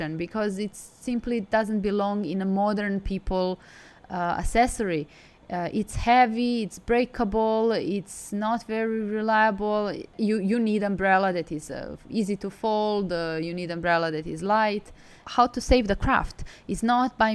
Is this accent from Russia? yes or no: no; Belgrade, Serbia; also born or lived in Milan, Italy; now in Hangzhou, China; I'm from Serbia, I'm from Belgrade.